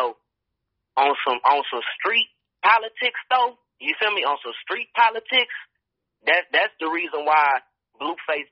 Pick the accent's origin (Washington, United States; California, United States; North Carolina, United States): California, United States; the Bay Area; I'm from the Bay